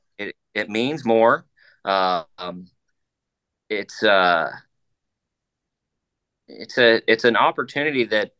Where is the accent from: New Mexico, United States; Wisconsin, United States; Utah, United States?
Utah, United States; my home state of Utah